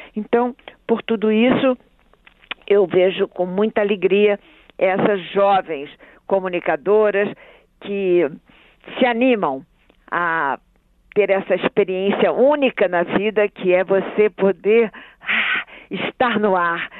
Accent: Rio de Janeiro, Brazil; moved away as an adult; also born or lived in Amazon; now in Brasília, Brazil; eu sou carioca da gema

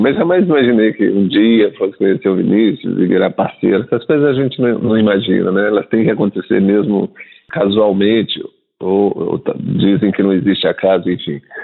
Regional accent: São Luís, Maranhão, Brazil; now in São Paulo, Brazil; E eu nasci em São Luís do Maranhão, estou aqui radicado em São Paulo há 30 anos.

